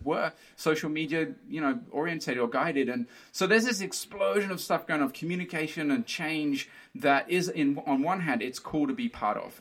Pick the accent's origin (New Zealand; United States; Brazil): Brazil; moved away; I grew up in Brazil. I feel more Brazilian than anything else.